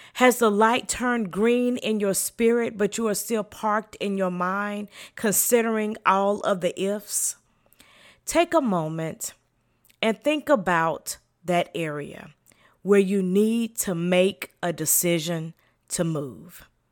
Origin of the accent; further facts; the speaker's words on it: the South, United States; I am from the South and in the country